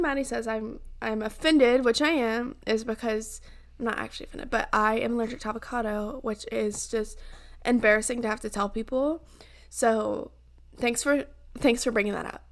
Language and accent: English; the South, United States; I grew up in the South